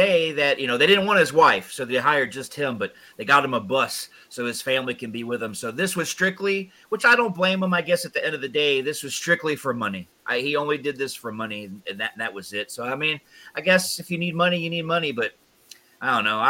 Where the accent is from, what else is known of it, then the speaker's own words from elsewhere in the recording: Georgia, United States; I grew up in Georgia, and the territory we had was, you know, down in Georgia, NWA